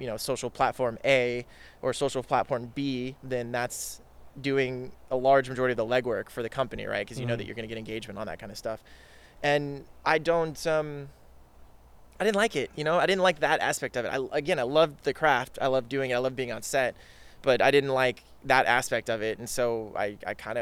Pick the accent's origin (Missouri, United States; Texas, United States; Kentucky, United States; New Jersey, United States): Texas, United States; Dallas; now in California, United States; I'm originally from Dallas, Texas